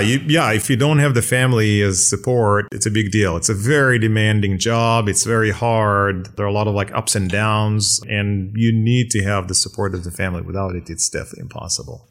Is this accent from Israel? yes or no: yes; Israel; moved away; I was born and raised in Israel